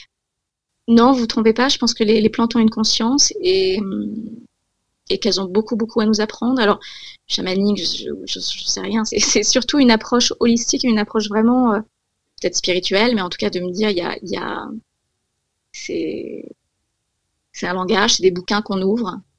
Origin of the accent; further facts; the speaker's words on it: Corsica, France; j'ai grandi, j'ai grandi en Corse